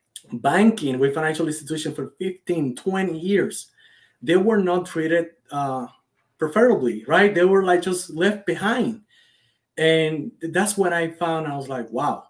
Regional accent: Cuba; moved away as an adult; now in United States; I was born and raised in Cuba. I've been in this country for about 10 years

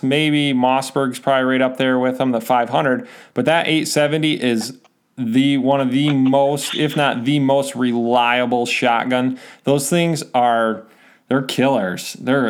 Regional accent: Michigan, United States; I'm from Michigan.

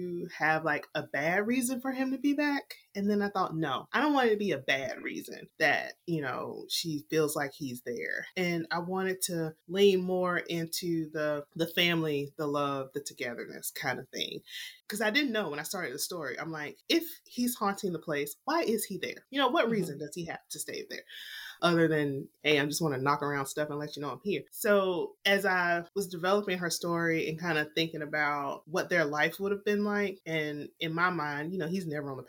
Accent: the South, United States; I'm from the South

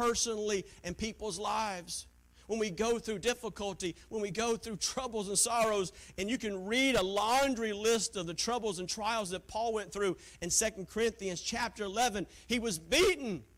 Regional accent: Taylors, South Carolina, United States; moved away; She was from the same town that I was from, Taylor, South Carolina

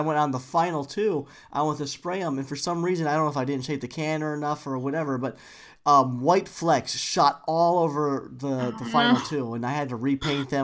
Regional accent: United States; accent: American; my boring American accent

